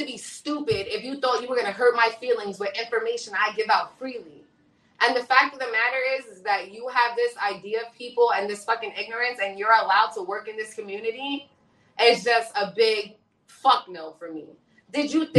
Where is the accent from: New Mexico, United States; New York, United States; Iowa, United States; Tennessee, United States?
New York, United States; being from New York